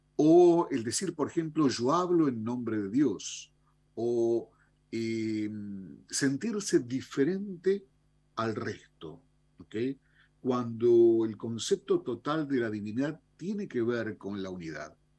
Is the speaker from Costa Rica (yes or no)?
no; Argentina; como, como argentinos